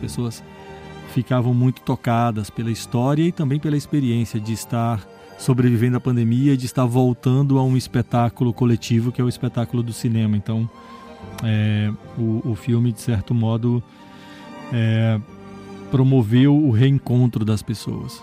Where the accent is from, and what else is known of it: Brazil